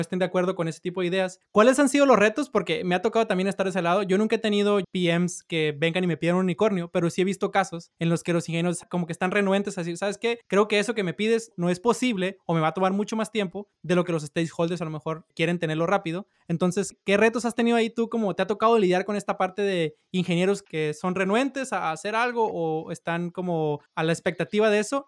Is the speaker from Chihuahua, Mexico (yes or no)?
no; Sinaloa, Mexico; yo soy de Sinaloa